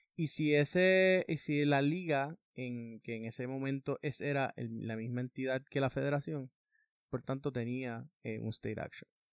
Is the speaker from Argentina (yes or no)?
no; Puerto Rico; somos ciudadanos estadounidenses.